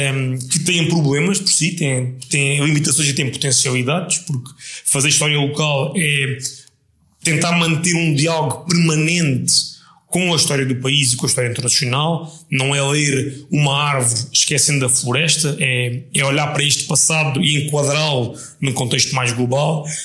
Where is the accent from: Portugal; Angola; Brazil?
Portugal; Setúbal; tem muita essa ligação umbilical ao sítio onde nasci